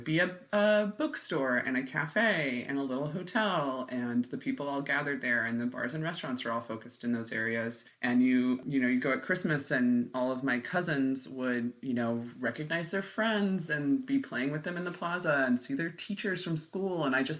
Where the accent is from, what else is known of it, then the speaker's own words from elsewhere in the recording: Midwest, United States; also born or lived in Oklahoma / Illinois; now in Bellingham, United States; Yeah, from the Midwest and from Oklahoma and Illinois for the most part.